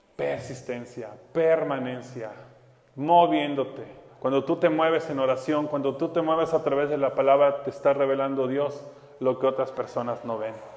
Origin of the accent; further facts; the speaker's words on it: Mexico; como mexicanos